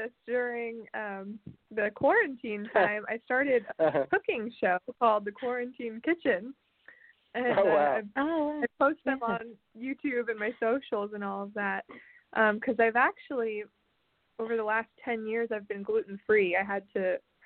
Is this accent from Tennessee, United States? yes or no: yes; Nashville, Tennessee, United States; I was born and raised in Nashville, which is pretty unusual for artists